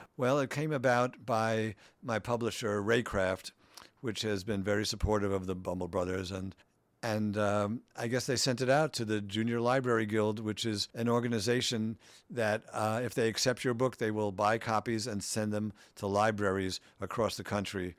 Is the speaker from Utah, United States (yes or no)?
no; New York City, New York, United States; I grew up in Queens, middle class family